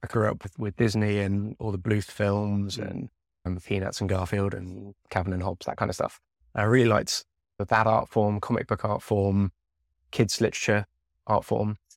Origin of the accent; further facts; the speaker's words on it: Devon, South West England, United Kingdom; I grew up down in Devon